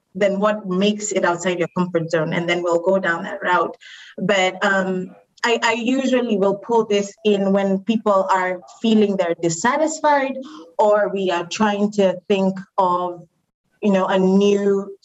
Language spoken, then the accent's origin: English; Kenya; like I was born and raised in Kenya, but moved around a little bit. And so over the years, like I picked up different accents, different ways of thinking.